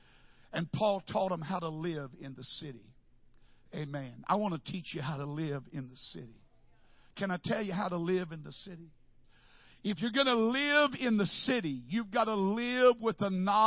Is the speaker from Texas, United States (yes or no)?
yes; Wichita Falls, Texas, United States; I am from Wichita Falls